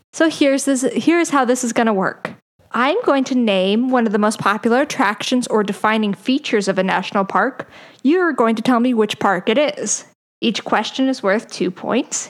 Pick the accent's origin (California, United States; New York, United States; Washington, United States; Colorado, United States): Colorado, United States; also born or lived in Oklahoma; I'm from Colorado